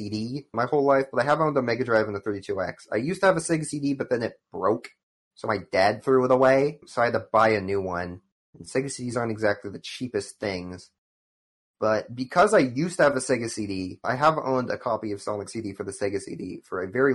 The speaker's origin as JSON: {"language": "English", "country": "United States", "said": "I'm an American"}